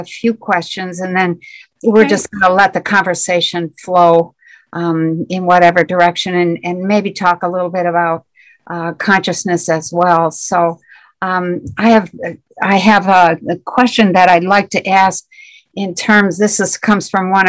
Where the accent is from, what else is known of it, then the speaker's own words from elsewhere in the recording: Michigan, United States; I am from Michigan in the U.S.